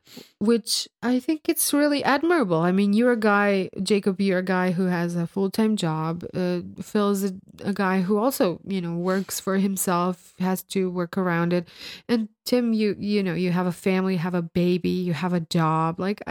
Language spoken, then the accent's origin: English; Croatia; English is a second language; I'm from the land of Croatia.